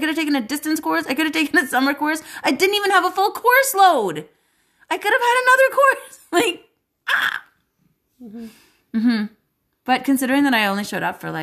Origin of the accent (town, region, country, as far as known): Canada; born or raised there